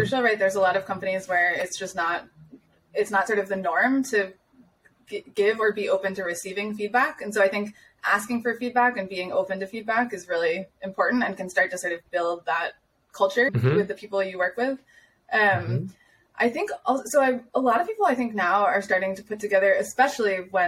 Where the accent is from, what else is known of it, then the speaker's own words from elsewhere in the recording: United States; moved away as an adult; now in Austria; as the American